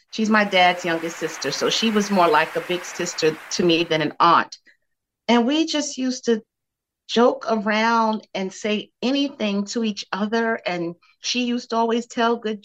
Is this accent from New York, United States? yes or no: yes; New York City, New York, United States; also born or lived in Bed-Stuy / Bushwick / Crown Heights; I was born in Bed-Stuy. I lived in Bed-Stuy the first 9 years of my life, and then we moved to Bushwick. So I was in Bushwick for a chunk of my life. Then there was Crown Heights and East New York mixed in as well. But yeah, I'm a Brooklyn